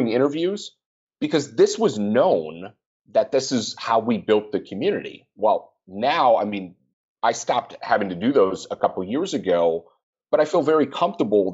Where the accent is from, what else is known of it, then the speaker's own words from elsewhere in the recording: Minnesota, United States; I'm from Minnesota